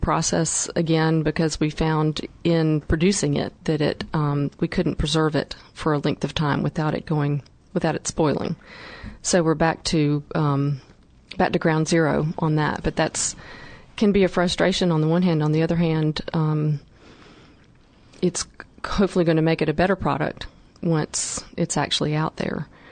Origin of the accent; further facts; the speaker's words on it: North Carolina, United States; my background and growing up in North Carolina